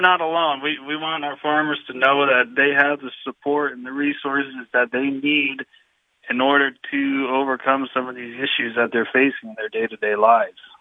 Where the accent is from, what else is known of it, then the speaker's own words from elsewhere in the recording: Waymart, Pennsylvania, United States; I grew up in Waymart. I attended the Western Wayne schools